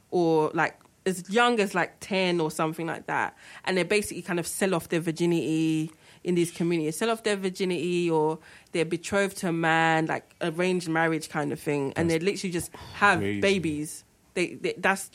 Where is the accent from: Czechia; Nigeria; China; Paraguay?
Nigeria; being Nigerian, we all have, like, your granddad had, like, two wives or three wives or whatever.